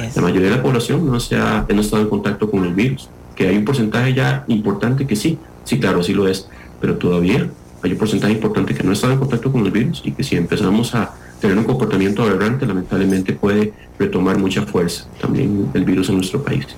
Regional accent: Costa Rica

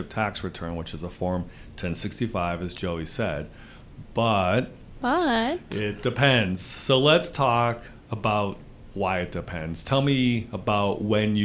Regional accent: Wisconsin, United States; Wisconsin, which is my home state

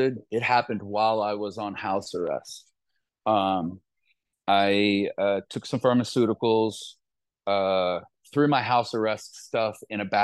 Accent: Columbus, Ohio, United States; born or raised there

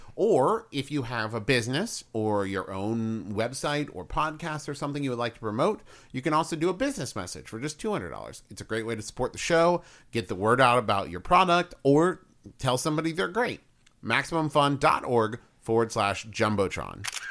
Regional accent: West Virginia, United States; now in Ohio, United States; growing up in West Virginia

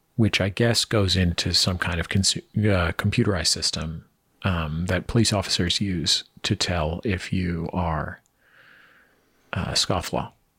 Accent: San Francisco, California, United States; moved away; I'm originally from San Francisco

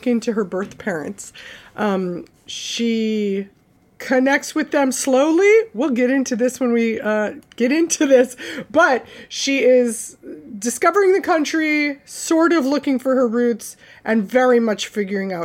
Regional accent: Saint Paul, Minnesota, United States; my block growing up in St. Paul

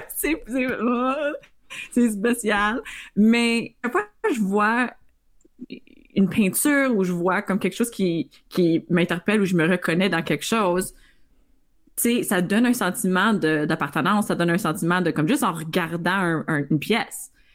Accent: Northern Ontario, Canada; moved away as an adult; on vient tous du Nord

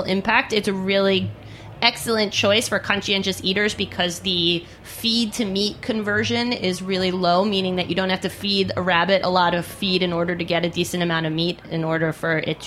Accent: East End of Long Island, New York, United States; where I grew up out on the East End of Long Island

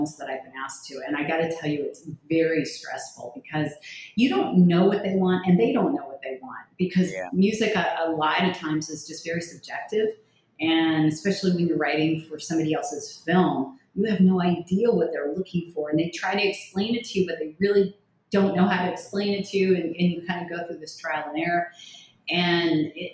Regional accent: Thousand Oaks, California, United States; now in Miami Beach, United States; I grew up in the LA area, just kind of north of probably where you're at in Thousand Oaks

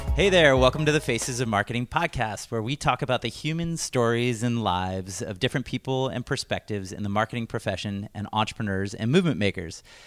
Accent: Washington, District of Columbia, United States; moved away as an adult; also born or lived in Virginia; now in Portland, United States; I grew up in D C

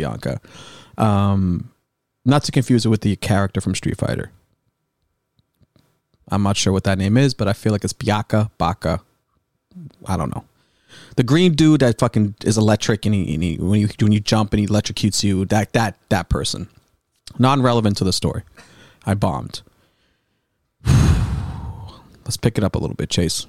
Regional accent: North Shore, Boston, Massachusetts, United States; I'm from the North Shore. White limo. That's a North Shore Boston thing.

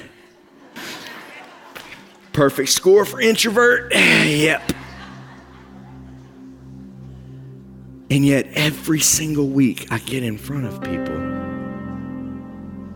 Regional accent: West Virginia, United States; I'm a hillbilly from West Virginia

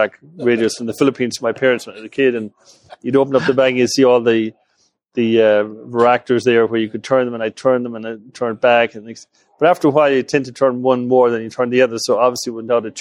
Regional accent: West Coast of Ireland, west of Ireland, Ireland; moved away; I grew up in the West Coast of Ireland

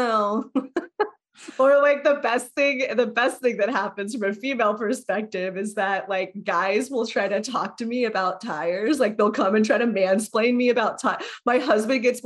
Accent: Texas, United States; moved away as an adult; I'm from Texas

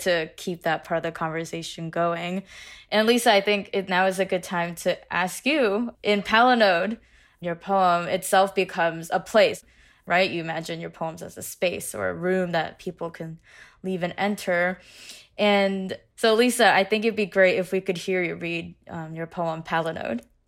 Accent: West Lafayette, Indiana, United States; I grew up in West Lafayette, Indiana.

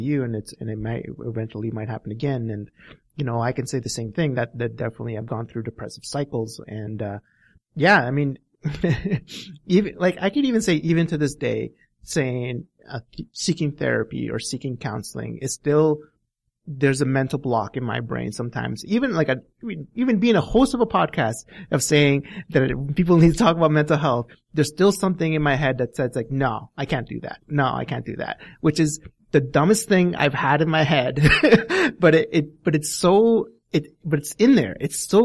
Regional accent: Alberta, Canada; we know what cowboys are here in Alberta

